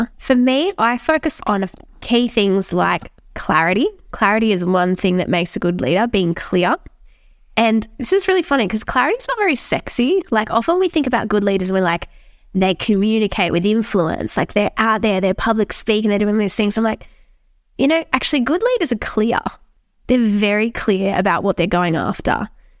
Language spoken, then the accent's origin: English; New South Wales, Australia; I'm from New South Wales, so we're into rugby league over here.